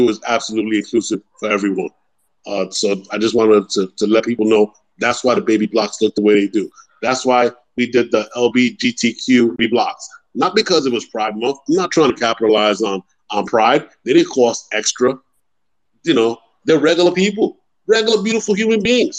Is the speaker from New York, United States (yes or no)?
yes; New York City, New York, United States; now in Panama; I'm from the Bronx, too. Boricua, we represent